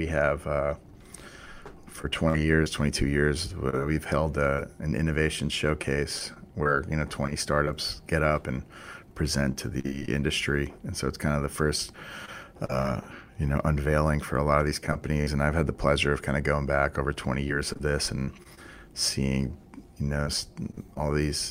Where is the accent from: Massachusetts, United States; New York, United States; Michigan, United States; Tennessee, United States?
Massachusetts, United States; Boston; I grew up in the Boston area, so it's fun for me as a local guy